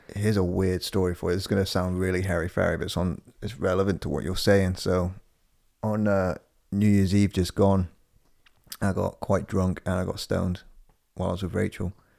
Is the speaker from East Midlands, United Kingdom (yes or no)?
yes; Corby, East Midlands, United Kingdom; moved away; the first time I ever drove to my hometown. It's only 190 miles away